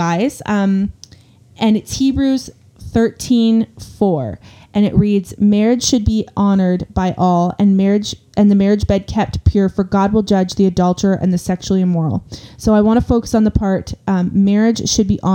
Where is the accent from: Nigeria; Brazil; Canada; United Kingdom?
Canada; We are Canadian